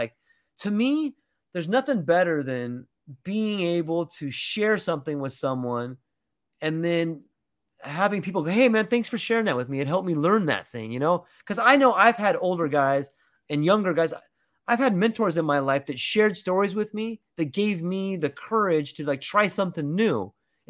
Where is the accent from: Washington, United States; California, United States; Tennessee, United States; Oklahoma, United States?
California, United States; I come from California where I got a nice car, and you know, I just felt like less than I did over there.